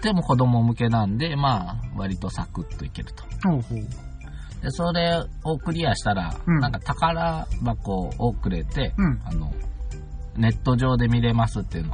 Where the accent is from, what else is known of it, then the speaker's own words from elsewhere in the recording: Akashi, Hyogo, Japan; moved away; わが故郷の西明石